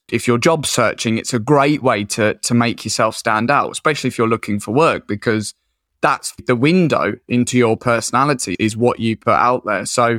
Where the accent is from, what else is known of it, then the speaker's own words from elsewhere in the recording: Colchester, East of England, United Kingdom; now in Whitby, United Kingdom; So I'm from Colchester in Essex originally, but I moved up to Whitby in North Yorkshire, which is a little seaside fishing town.